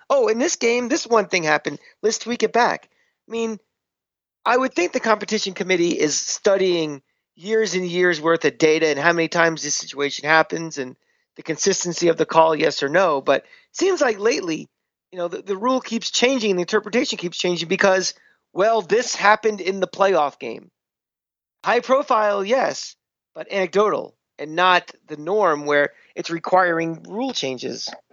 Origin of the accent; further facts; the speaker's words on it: New York, United States; as a Giant fan and as a New Yorker